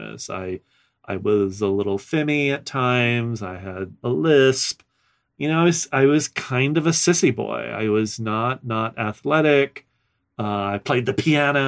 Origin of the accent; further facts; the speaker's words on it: New Orleans, Louisiana, United States; moved away as an adult; I grew up in South Louisiana. I actually was born in New Orleans and spent most of my youth up until I was 25 in Louisiana, in the Deep South